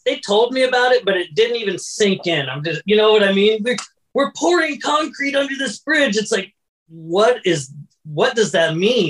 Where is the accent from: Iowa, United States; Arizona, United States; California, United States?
Arizona, United States; Phoenix; moved away as an adult; born and raised in Phoenix, Arizona.